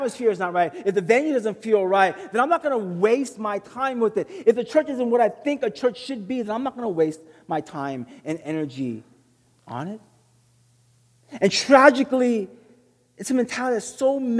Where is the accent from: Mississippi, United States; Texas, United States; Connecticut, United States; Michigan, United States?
Texas, United States; I was born and raised in Texas.